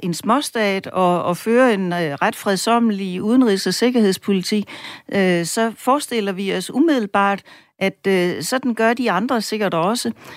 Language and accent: Danish; Denmark; vi som danskere